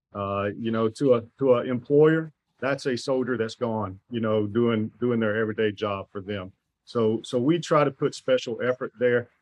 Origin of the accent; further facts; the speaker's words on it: Alabama, United States; moved away as an adult; I am originally from Alabama